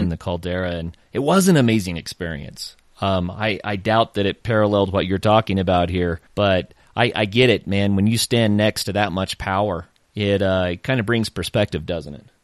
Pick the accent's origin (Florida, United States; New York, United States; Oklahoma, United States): Oklahoma, United States; I am originally from Oklahoma